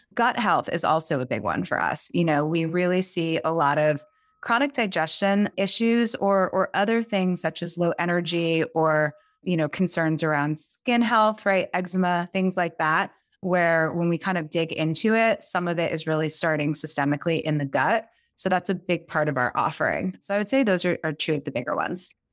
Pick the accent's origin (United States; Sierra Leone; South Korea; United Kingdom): United States; just outside New York City, a suburb of New Jersey; I grew up just outside New York City in a suburb of New Jersey.